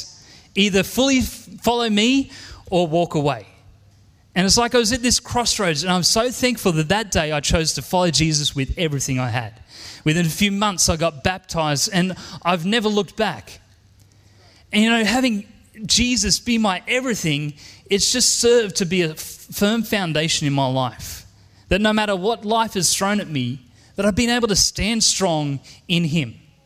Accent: Penrith, New South Wales, Australia; You know, I grew up here in Penrith and I have an amazing, wonderful family.

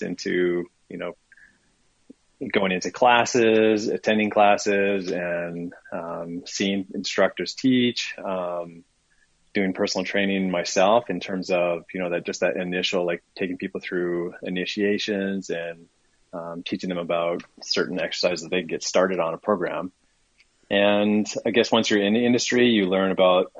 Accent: Minnesota, United States; moved away as an adult; I was from Minnesota and living in Minnesota at the time

